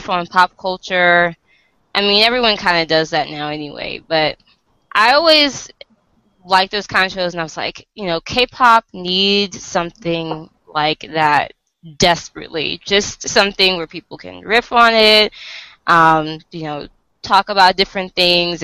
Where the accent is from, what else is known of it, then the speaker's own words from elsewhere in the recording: Virginia, United States; I'm from the US. I'm from Virginia